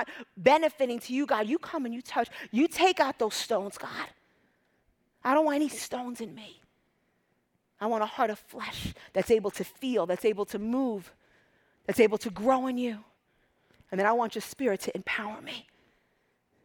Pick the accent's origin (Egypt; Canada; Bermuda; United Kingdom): Egypt; moved away; I'm from Egypt